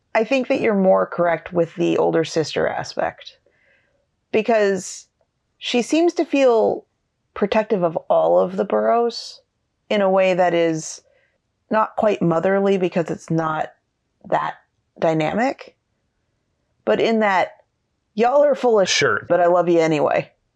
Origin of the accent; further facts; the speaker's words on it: Pacific Northwest, United States; now in Portland area, United States; we grew up in the Pacific Northwest